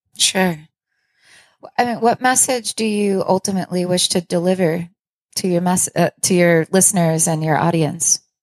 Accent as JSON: {"language": "English", "area": "Long Island", "region": "New York", "country": "United States", "moved": "yes", "lives_now": "Rochester, United States", "said": "I'm not from Rochester, I'm from Long Island"}